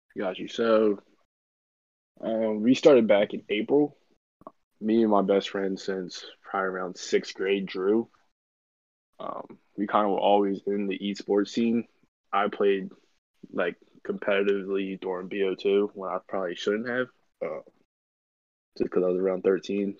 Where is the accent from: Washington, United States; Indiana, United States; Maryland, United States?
Maryland, United States; Baltimore; we're from Baltimore, Maryland